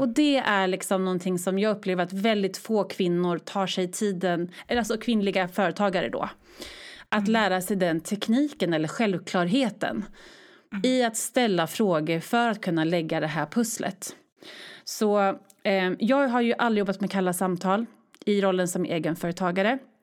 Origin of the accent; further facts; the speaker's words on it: Örebro, Örebro County, Sweden; moved away as an adult; also born or lived in Stockholm; now in Örebro, Sweden; flyttade till min hemstad Örebro